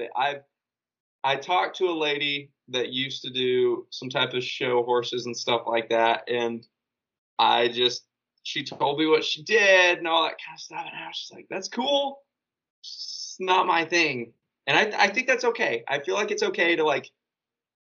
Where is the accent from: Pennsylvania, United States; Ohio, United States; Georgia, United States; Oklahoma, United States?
Oklahoma, United States; Western; now in West Texas, United States; I grew up in Western Oklahoma and now I'm in West Texas